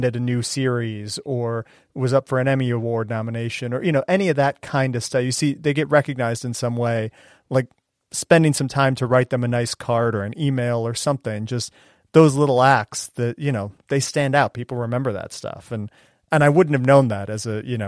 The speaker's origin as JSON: {"language": "English", "town": "Cleveland", "region": "Ohio", "country": "United States", "tie": "born or raised there", "also_born_or_lived": "Kansas City", "moved": "yes", "lives_now": "Boston, United States", "said": "I grew up in Cleveland and spent some time in Kansas City before coming to Boston."}